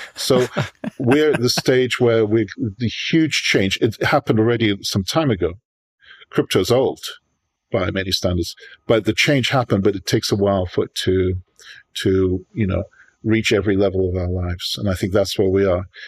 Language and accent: English; United Kingdom; moved away as an adult; now in New York, United States; I'm born in New York, but I was raised in Europe, uh, mostly in Britain